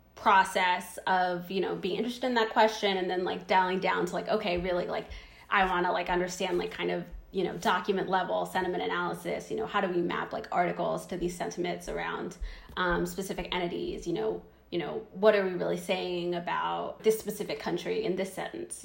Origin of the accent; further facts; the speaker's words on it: Zimbabwe; moved away; I was born in Zimbabwe